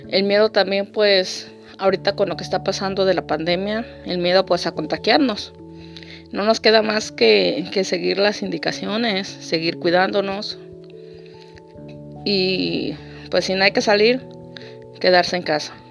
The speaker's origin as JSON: {"language": "Spanish", "region": "Guerrero", "country": "Mexico", "lives_now": "Tijuana, Mexico", "said": "yo soy del estado de Guerrero y actualmente radico en la ciudad de Tijuana, de Baja California."}